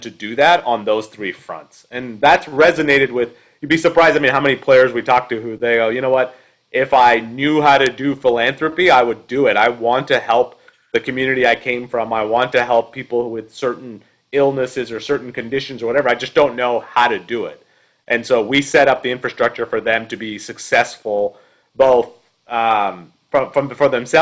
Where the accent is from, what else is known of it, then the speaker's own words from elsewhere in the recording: Canada; now in United States; I grew up in Canada